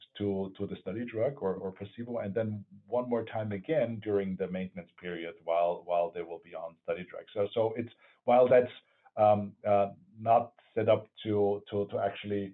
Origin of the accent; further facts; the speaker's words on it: Vienna, Austria; moved away; I grew up in Vienna